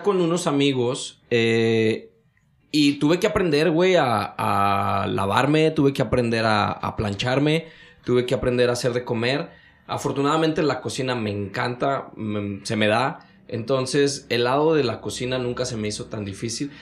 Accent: Mexico; moved away as an adult; now in United States; soy mexicano

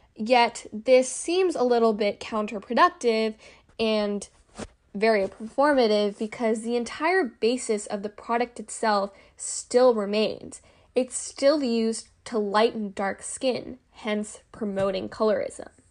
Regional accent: California, United States; I am your Classe California girl.

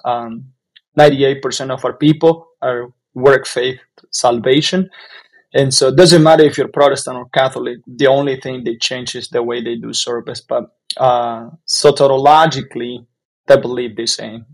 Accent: Jalapa, Nueva Segovia, Nicaragua; moved away as an adult; now in United States; I am from Nicaragua, from from an area called Jalapa

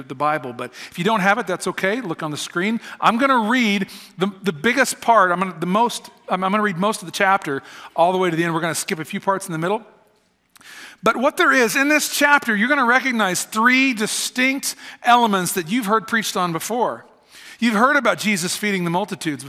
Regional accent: United States; moved away as an adult; also born or lived in Kansas; I'm an American

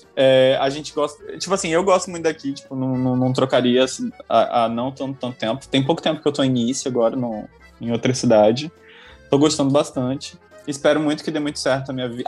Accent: Boa Vista, Roraima, Brazil; now in France; nasci em Boa Vista, né? Boa Vista é uma cidade que, tipo, todo mundo... Tem uma linha, uma linhagem muito superficial

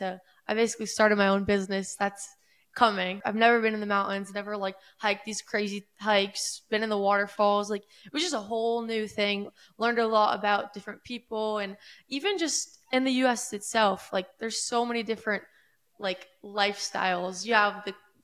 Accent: Boca Raton, Florida, United States; I grew up in East Boca Raton, Florida, Palm Beach County

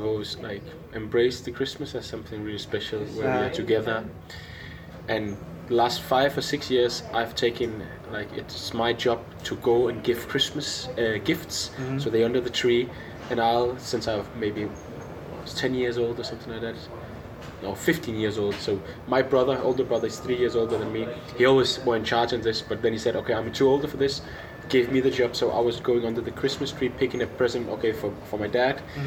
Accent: Viborg, Central Denmark Region, Denmark; moved away as an adult; the house I grew up in Denmark, in the small city Viborg

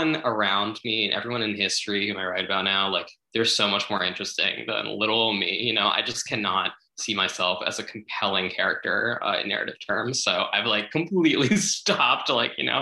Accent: New Jersey, United States; growing up in Jersey or whatever in the suburbs

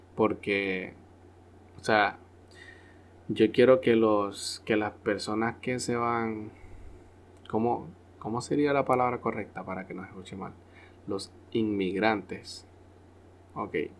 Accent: Honduras; nosotros los hondureños

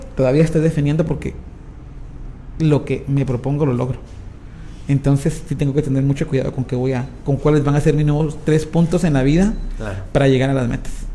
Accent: Guatemala; entre nosotros como guatemaltecos

